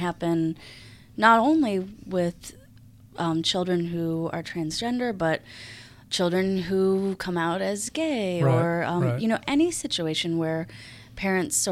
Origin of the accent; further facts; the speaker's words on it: Buffalo, New York, United States; moved away as an adult; now in Charlotte, United States; I grew up in Buffalo, and I moved to Charlotte about 10 years ago